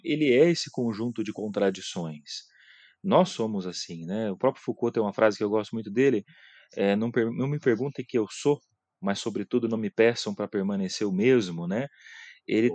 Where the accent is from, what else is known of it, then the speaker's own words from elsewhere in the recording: Mirante do Paranapanema, São Paulo, Brazil; eu sou do interior de São Paulo, aqui de Presidente Prudente, né, da região de Presidente Prudente, de uma cidade chamada Mirante do Paranapanema